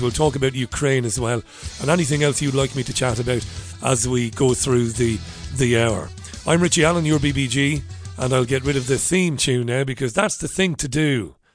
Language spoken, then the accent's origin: English; Waterford, Munster, Ireland; When I was a young boy, I grew up in Ballybeg in Waterford City